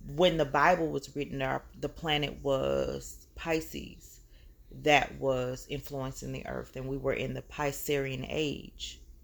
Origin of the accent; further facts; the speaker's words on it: the South, United States; here in the South